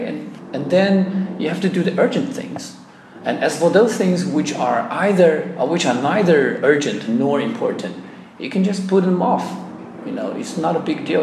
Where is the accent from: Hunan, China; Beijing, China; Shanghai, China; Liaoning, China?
Hunan, China; Chenzhou; English is a second language; moved away as an adult; now in Changsha, China; the name of my hometown is called Chenzhou